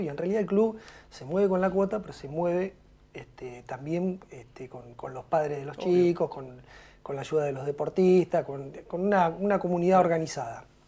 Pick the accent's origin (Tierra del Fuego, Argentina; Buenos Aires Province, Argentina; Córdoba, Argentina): Buenos Aires Province, Argentina; Punta Alta; moved away as an adult; now in Bahía Blanca, Argentina; nací en Punta Alta